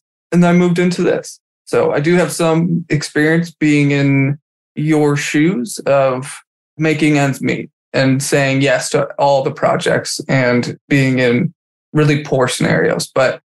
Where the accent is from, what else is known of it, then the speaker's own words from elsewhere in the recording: Michigan, United States; I'm from Michigan.